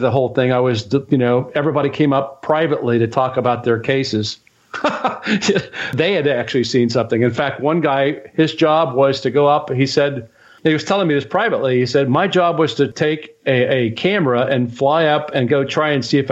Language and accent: English; Dayton, Ohio, United States; growing up in Dayton, I learned that it was just up the road, that Project Blue Book was just up the road at Wright Pat